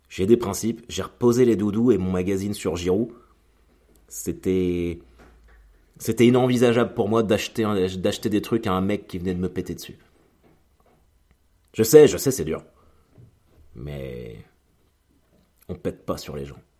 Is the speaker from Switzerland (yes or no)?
no; Normandy, France; donc bah moi je viens de l'ouest, comme je viens de Normandie.